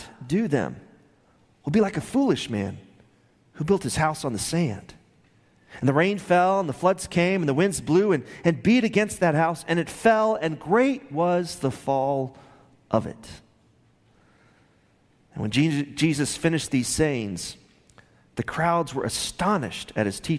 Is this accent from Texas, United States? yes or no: yes; Midland, Texas, United States; growing up in Midland, Texas with my sister, about 4 hours south of here, in the 70s and 80s